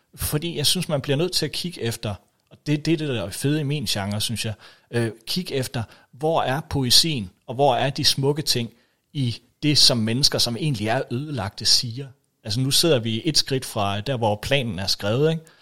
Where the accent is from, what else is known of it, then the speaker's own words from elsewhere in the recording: Denmark; vi jo stadigvæk betragter os, øh, i hvert fald som danskere